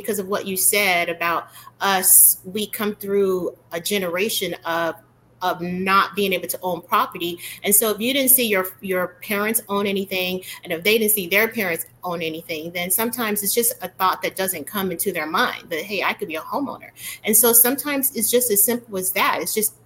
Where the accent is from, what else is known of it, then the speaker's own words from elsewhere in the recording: Chicago, Illinois, United States; I was raised in Chicago